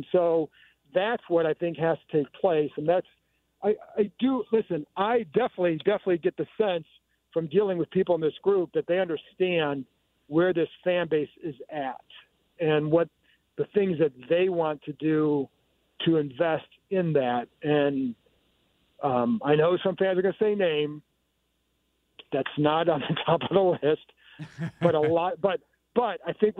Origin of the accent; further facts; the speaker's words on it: Cleveland, Ohio, United States; I grew up in Cleveland